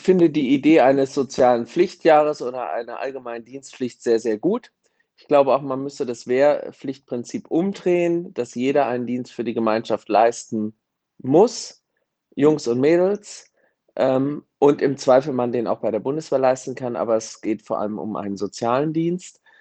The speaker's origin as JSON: {"language": "German", "country": "Germany", "said": "für uns als Deutsche"}